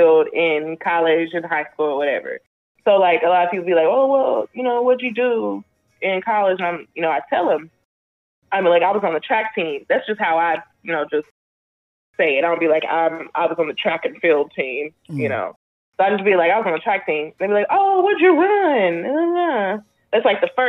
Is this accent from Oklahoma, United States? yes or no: yes; Oklahoma, United States; I'm from Oklahoma, a very small town in Oklahoma